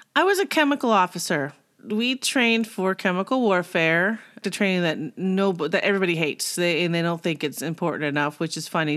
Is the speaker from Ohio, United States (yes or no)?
no; Simi Valley, California, United States; moved away; also born or lived in Arizona; I grew up in California, Simi Valley.